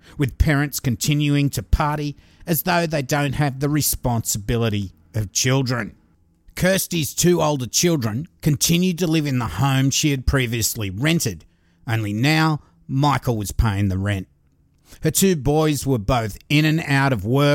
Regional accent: Australia; I'm an Aussie

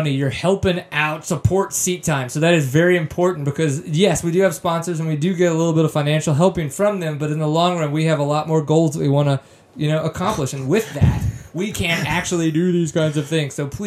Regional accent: Louisiana, United States; moved away; I grew up in Louisiana

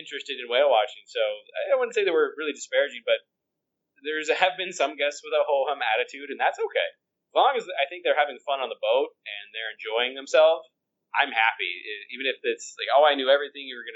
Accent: Colorado, United States; I grew up in Colorado

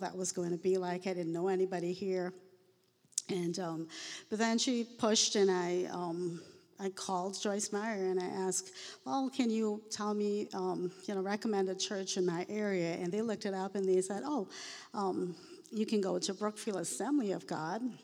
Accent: Trinidad & Tobago; moved away; I was born in the Caribbean. I'm a fourth generation Indian

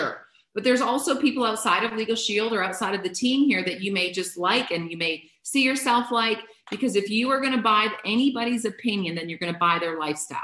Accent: Canada; I'm a Canadian

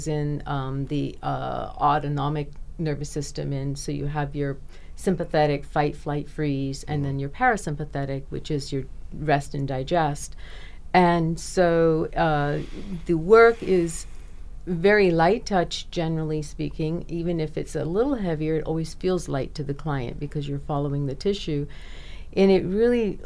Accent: Bahamas; I'm from the Bahamas, so I would fly over from Nassau and do my classes and fly back.

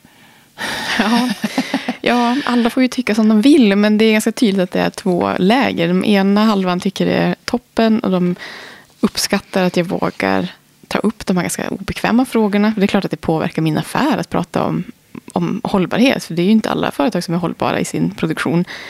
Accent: Holmsund, Västerbotten County, Sweden; moved away; also born or lived in Umeå; jag kommer från Norrland, jag är född i Umeå. Där har jag många smultronställen i Holmsund som jag är uppvuxen i, vid havet

